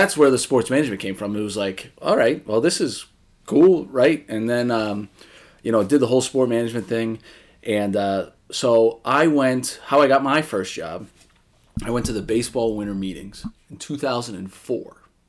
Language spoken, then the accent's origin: English; Massachusetts, United States; So I was from Massachusetts and learned that she was from Connecticut.